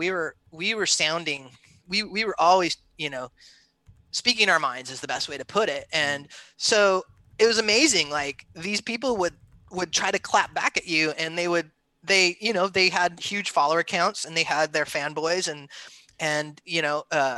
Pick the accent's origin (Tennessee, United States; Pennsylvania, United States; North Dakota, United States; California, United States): California, United States; I grew up in California on the beach from skating and surfing